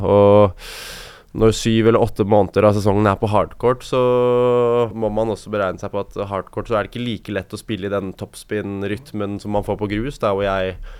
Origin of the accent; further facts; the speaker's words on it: Norway; her hjemme i Norge